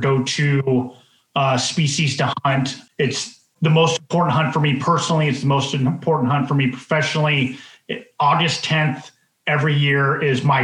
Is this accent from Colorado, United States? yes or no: yes; Colorado, United States; moved away as an adult; now in Alaska, United States; I grew up in Colorado hunting the West, being able to be stationed in Alaska and living here, you know, the last 18, 19 years.